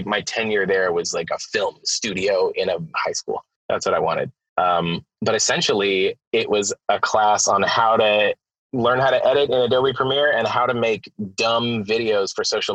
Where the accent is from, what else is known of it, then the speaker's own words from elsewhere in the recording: Florida, United States; I'm from Florida. I was a teacher. I was a high school teacher in Florida